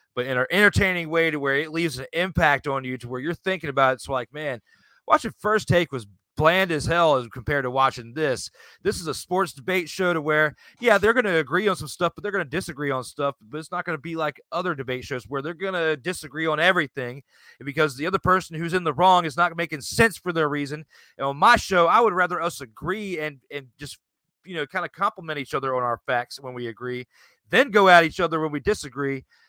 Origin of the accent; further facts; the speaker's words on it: Richmond, Virginia, United States; the Richmond Braves, which were, you know, in my hometown area here in Virginia